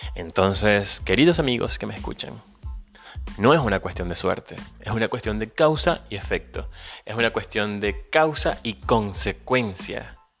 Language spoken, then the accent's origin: Spanish; Venezuela; moved away; Soy venezolano, emigrante, pero ante todo soy un ciudadano del mundo